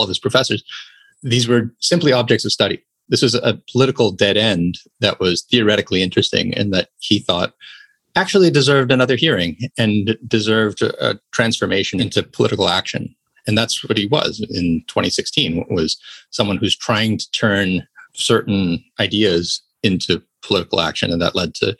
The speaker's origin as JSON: {"language": "English", "country": "United States", "said": "as an American"}